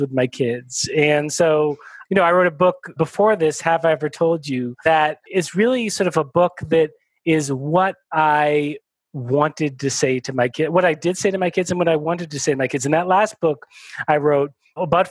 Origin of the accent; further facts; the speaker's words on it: United States; I was born in the United States